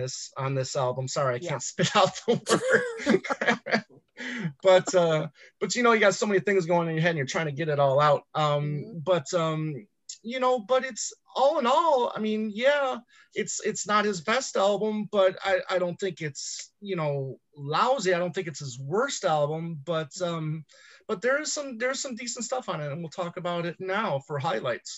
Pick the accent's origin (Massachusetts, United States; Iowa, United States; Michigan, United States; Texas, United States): Michigan, United States; growing up in Michigan, you know, we got the Motown